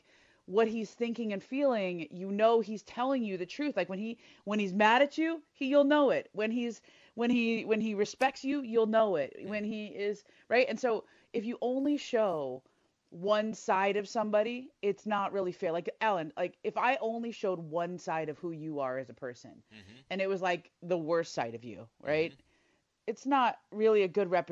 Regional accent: Los Angeles, California, United States; I grew up in L.A. in the 80s

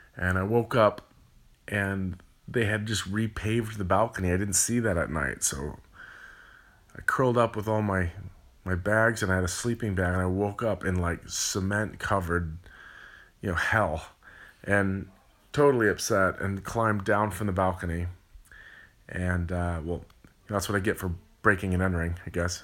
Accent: California, United States; I'm from California.

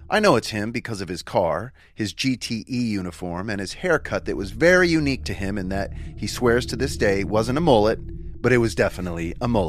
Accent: Huntington Beach, California, United States; I grew up in Huntington Beach, and my parents were huge Anaheim Angels fans

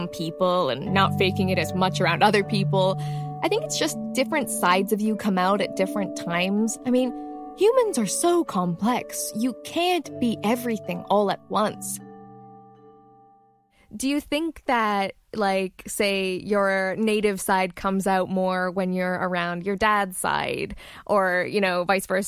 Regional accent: Toronto, Ontario, Canada; I'm from Toronto.

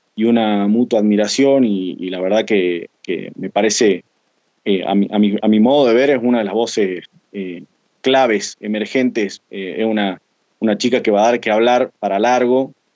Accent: Jujuy, Argentina; tengo 28 años, soy de Jujuy

